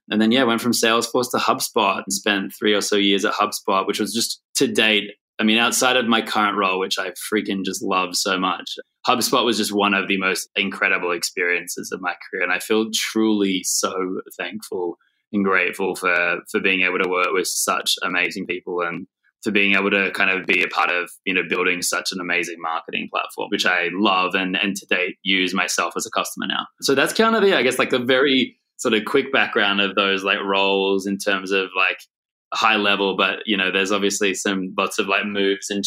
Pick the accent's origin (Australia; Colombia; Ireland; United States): Australia; Sydney, New South Wales